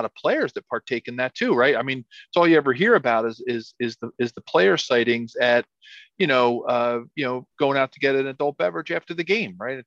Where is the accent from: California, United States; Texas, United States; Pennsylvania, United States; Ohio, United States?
Pennsylvania, United States; Philadelphia; growing up in Philadelphia, watching Veterans Stadium built the same year